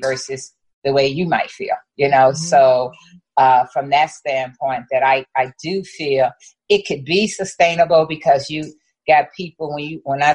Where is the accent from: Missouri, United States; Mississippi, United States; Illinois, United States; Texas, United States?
Illinois, United States; East St. Louis; moved away as an adult; growing up in East St. Louis, predominantly Black, you know, city